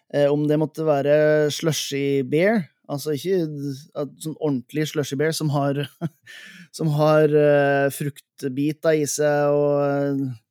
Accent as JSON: {"language": "Norwegian", "area": "Helgeland", "region": "Nordland", "country": "Norway", "said": "altså Helgeland, der jeg kommer fra"}